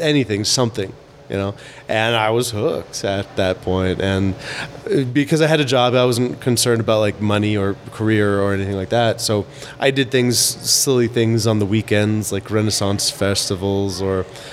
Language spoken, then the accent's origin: English; Colorado, United States; I grew up in Colorado